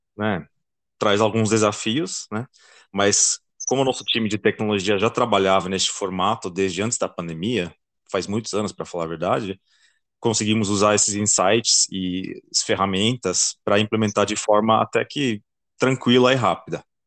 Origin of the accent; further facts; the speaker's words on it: Belgium; Portuguese is a second language; moved away as an adult; now in Brazil; Eu sou belga, uh, estudei engenharia e marketing na Bélgica